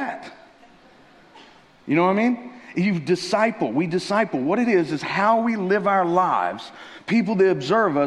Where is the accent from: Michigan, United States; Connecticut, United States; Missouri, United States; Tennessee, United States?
Tennessee, United States; moved away; I'm originally from Tennessee